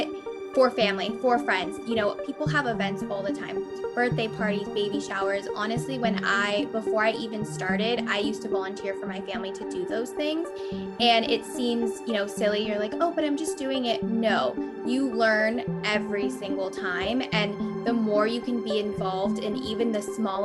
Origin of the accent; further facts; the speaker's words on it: Bay Area, California, United States; moved away as an adult; now in Orange County, United States; I'm originally from the Bay Area, but now have my business based in Orange County